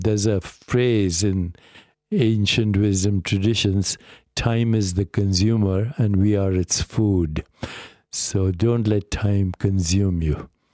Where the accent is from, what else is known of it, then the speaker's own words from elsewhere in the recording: India; moved away; I grew up in India